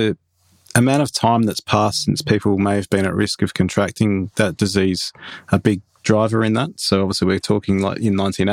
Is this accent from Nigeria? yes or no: no; Australia; also born or lived in Kent, England; I was born in Kent, funnily enough, that you mentioned Kent, in 1980, and immigrated to Australia sort of 18 months later